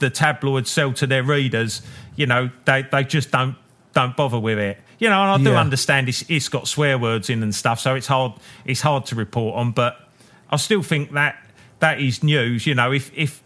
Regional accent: United Kingdom; us as British blokes

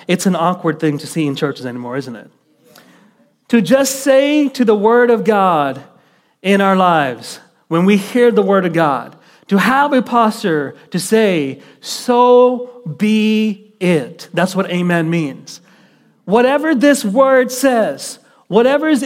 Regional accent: Kuwait; moved away; I was raised in the Middle East in the country of Kuwait

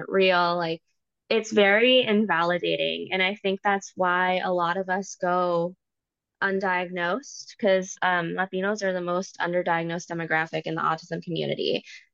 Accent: Virginia, United States; My family is Puerto Rican, but I was born in Virginia. So it's like where Washington, D.C. is. That's where I am

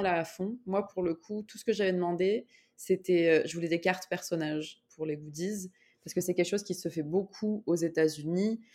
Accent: Grenoble, Auvergne-Rhône-Alpes, France; moved away as an adult; now in Montreal, Canada; je suis grenobloise.

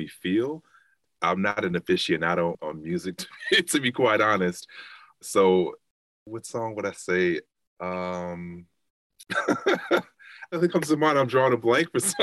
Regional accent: Chicago, Illinois, United States; I am from Chicago, South Side, born and raised. So growing up in Chicago

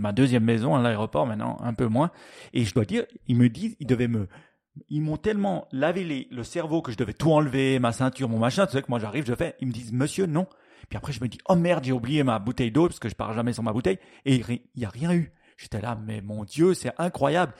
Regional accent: Switzerland; chez nous en Suisse

